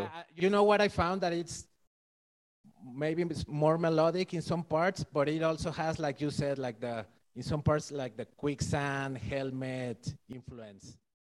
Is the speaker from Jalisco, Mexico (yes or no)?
no; Mexico City, Mexico; I'm from Mexico City